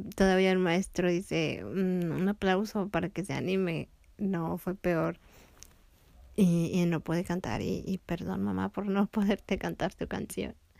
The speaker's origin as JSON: {"language": "Spanish", "town": "León", "region": "Guanajuato", "country": "Mexico", "tie": "born or raised there", "also_born_or_lived": "Tepic, Nayarit, Mexico", "said": "acá en León, donde vivíamos después de regresar de Tepic"}